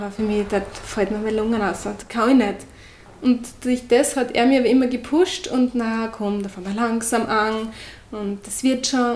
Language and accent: German; Austria; accent: Austrian; ich bin die mit der österreichischen Färbung.